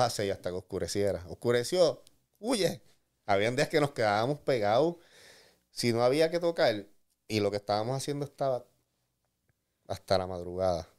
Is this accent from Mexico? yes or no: no; San Juan, Puerto Rico; pues de San Juan, de Cupey